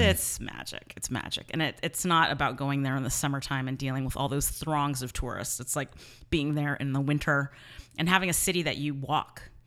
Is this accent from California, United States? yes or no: yes; San Mateo, California, United States; I grew up in San Mateo